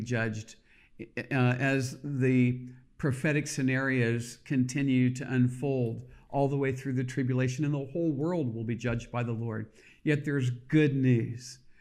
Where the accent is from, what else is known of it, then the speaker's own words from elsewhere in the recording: United States; I am an American, I love America